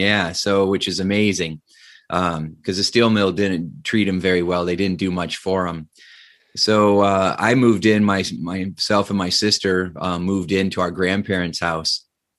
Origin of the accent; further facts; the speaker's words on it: Indiana, United States; So I grew up in Northern Indiana. My dad was an electrician at a steel mill